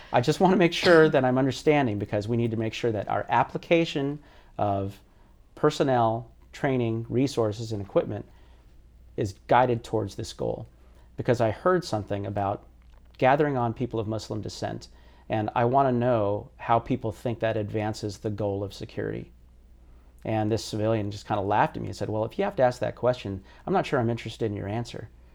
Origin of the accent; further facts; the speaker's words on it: United States; that experience as a Filipino American in a really largely homogenous, uh, neighborhood